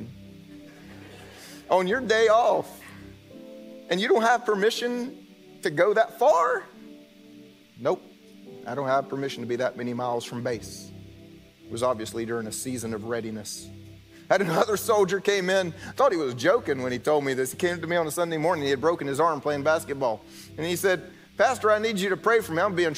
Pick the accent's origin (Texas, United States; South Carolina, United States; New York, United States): South Carolina, United States; moved away; I'm from South Carolina. I can turn the accent on